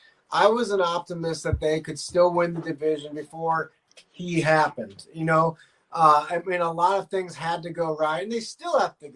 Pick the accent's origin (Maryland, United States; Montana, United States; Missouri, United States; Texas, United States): Missouri, United States; St. Louis; moved away as an adult; I never thought I would live in St. Louis again.